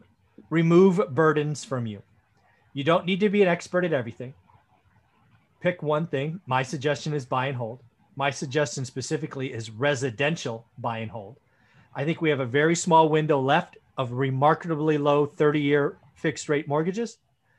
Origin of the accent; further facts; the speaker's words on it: Sunnyvale, California, United States; also born or lived in Santa Clara; I grew up in Sunnyvale, lived in Santa Clara.